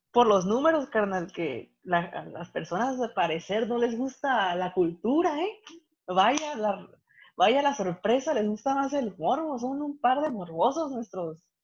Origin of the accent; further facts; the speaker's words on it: Santa Rosalía, Baja California Sur, Mexico; mi Santa Rosalía, que a pesar de que estamos en un estado, yo estoy más al norte que ellos